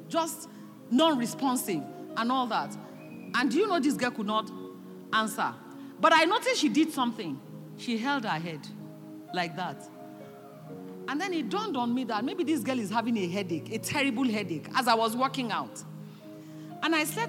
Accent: Nigeria; So even Nigerians, as small as our land masses, we are larger in number than Russia

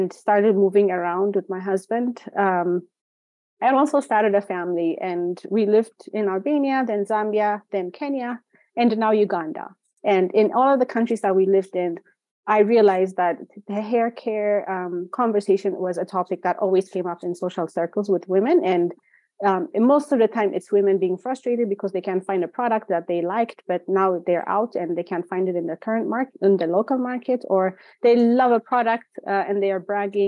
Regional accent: Ethiopia; moved away; also born or lived in Chicago / Minneapolis; Growing up in Ethiopia

